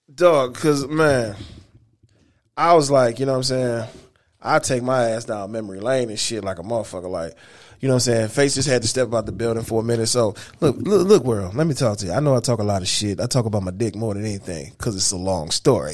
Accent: Detroit, Michigan, United States; my hometown of Detroit, Michigan

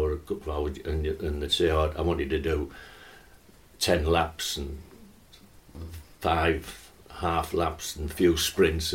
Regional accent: North East England, United Kingdom; North East lads

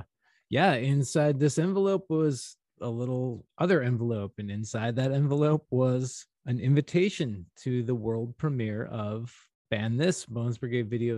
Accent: St. Louis, Missouri, United States; I'm a Midwest boy. I'm from St. Louis

